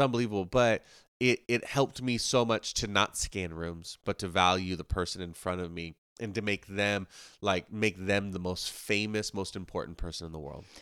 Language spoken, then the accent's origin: English; Ocala, Florida, United States; also born or lived in Moody Island; growing up where we grew up in Ocala